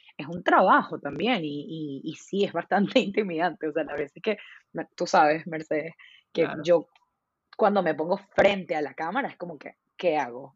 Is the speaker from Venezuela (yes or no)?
yes; Venezuela; soy venezolana